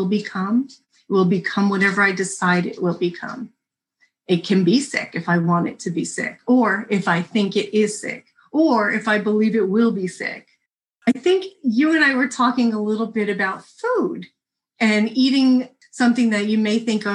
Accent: New Jersey, United States; I'm from New Jersey

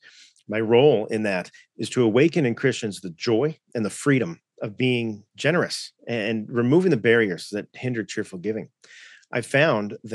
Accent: Southern California, United States; moved away as an adult; now in Coeur d'Alene, United States; I was raised in Southern California, which I like to say is a good place to be from.

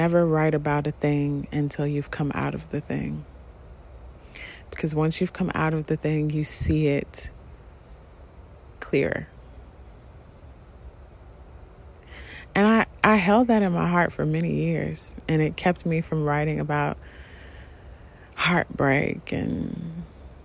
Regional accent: United States; being an American and a Black American

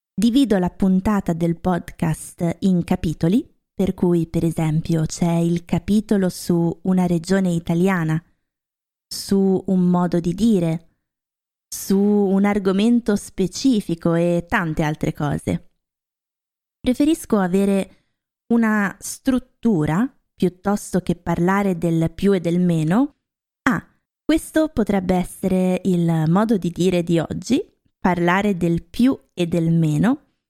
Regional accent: Lombardy, Italy; also born or lived in Rome, Italy / Norway; now in Germany; ho vissuto a Roma un po' di anni, anche se io sono originaria della Lombardia

